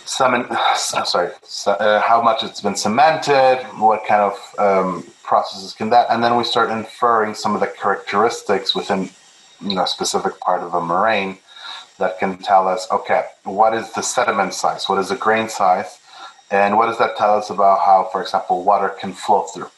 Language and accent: English; Milton, Ontario, Canada; also born or lived in Peru; now in Hamilton, Canada; I grew up in Milton when it was a very small town